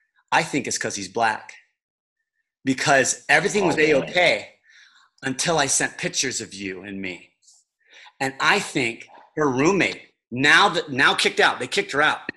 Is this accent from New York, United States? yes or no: no; Chicago, Illinois, United States; Full of life, and you're like, damn, man, I'm from Chicago.